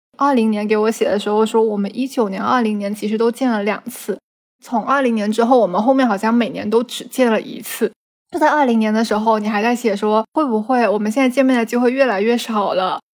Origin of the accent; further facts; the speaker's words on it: Guangdong, China; 虽然我们广东人嘛，也吃皮蛋瘦肉粥